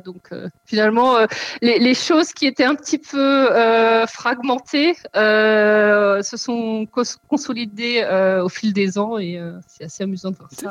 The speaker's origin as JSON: {"language": "French", "country": "France", "moved": "as an adult", "lives_now": "Germany", "said": "je suis française. Pourquoi je, je précise Parce que je vis depuis 12 ans en Allemagne"}